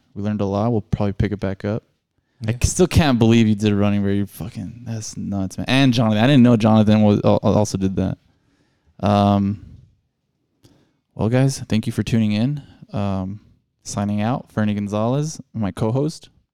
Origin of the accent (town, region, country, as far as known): El Paso, Texas, United States; born or raised there